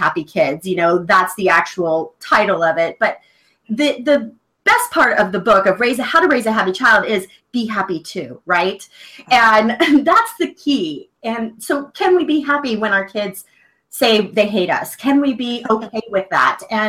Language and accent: English; the South, United States; I was raised in the South, and, you know, pretty little Southern girl, stays quiet